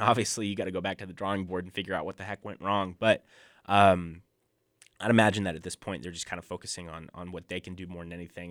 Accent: outside Lawrence, Kansas, United States; moved away; I grew up twenty minutes outside of Lawrence, Kansas

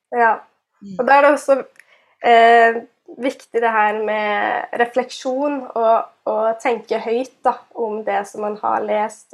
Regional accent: Karmøy, Rogaland, Norway; moved away as an adult; also born or lived in Telemark; now in Bergen, Norway; jeg er, sier at jeg er fra Karbøy

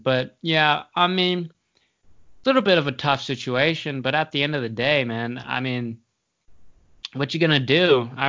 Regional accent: Tennessee, United States; born there; also born or lived in Maine; I was born in Tennessee, moved to Maine, moved here.

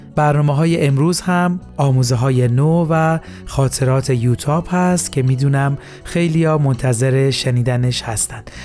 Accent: Iran

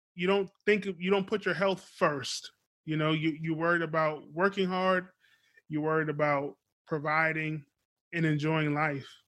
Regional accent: Beaufort, South Carolina, United States; moved away; I was born in South Carolina, Beaufort. Shout out to Beaufort, South Carolina. Still have family down there.

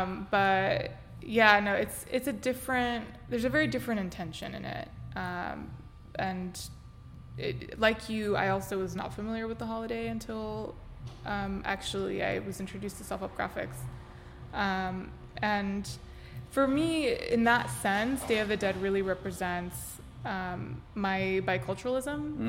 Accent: Los Angeles, California, United States; also born or lived in South Korea; I'm born and raised in Cypress Park. My parents still live there. Obviously went to Pitzer with you, and then did some traveling, lived in Korea

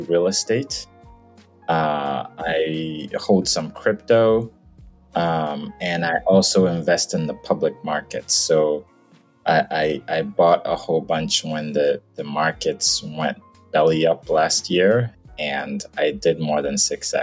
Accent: Nigeria; moved away as an adult; now in United States; I was born in Nigeria, actually spent, you know, half my life there. And then I moved to the States

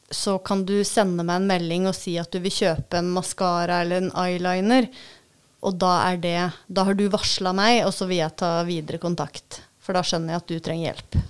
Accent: Vestre Bamble, Vestfold og Telemark, Norway; also born or lived in Kragerø; now in Levangsheia, Norway; jeg er jo fra Vestbamble

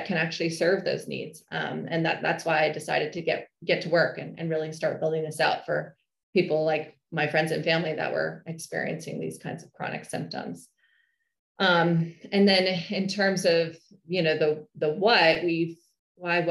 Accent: Northern California, United States; I hail from Northern California

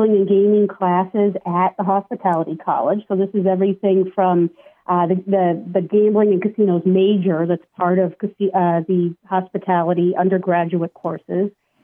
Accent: San Diego, California, United States; I grew up in San Diego

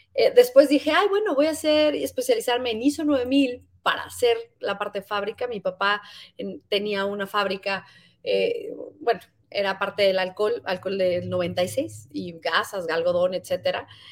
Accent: Mexico; muchos como mexicanos

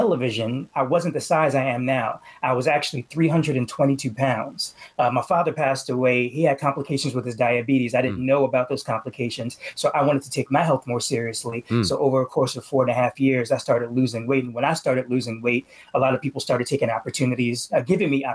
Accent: Charlottesville, Virginia, United States; born or raised there; moved away as an adult; also born or lived in Richmond, Virginia / Ithaca, New York; now in Philadelphia, United States

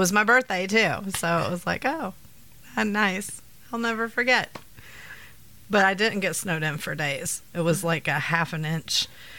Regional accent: Gulf Coast, United States; moved away; growing up on the Gulf Coast

